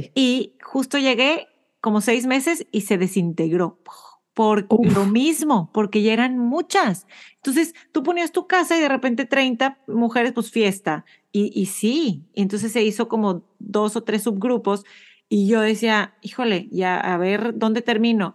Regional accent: Monterrey, Nuevo León, Mexico; now in United States; soy de Monterrey

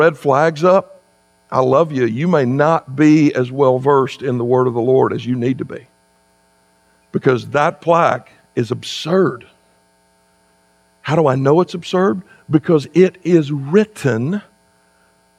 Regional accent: South Carolina, United States; moved away as an adult; also born or lived in Kentucky; now in West Virginia, United States; I grew up in South Carolina.

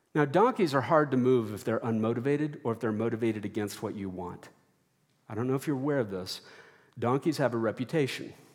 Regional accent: Texas, United States; growing up in Texas

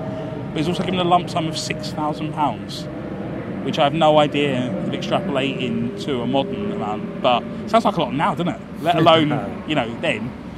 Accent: London, United Kingdom; And it's odd because, like, growing up in South

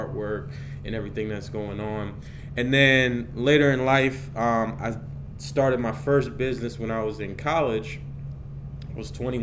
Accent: Columbia, Maryland, United States; also born or lived in Baltimore, Maryland; where I grew up. I'm originally from Columbia, Maryland

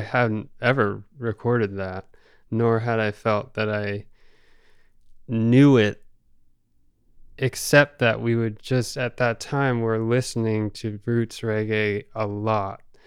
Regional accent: Rockport, Massachusetts, United States; we grew up in Rockport

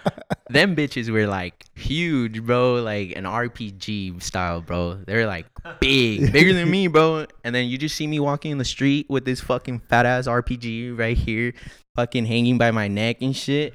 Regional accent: Los Angeles, California, United States; From the city of Los Angeles.

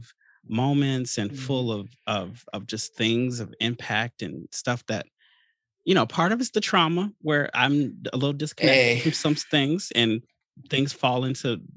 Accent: Chicago, Illinois, United States; growing up in Chicago

